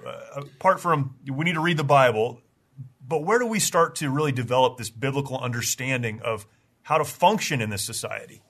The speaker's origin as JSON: {"language": "English", "country": "United States", "said": "as an American, you know, who was raised in a very conservative, patriotic home"}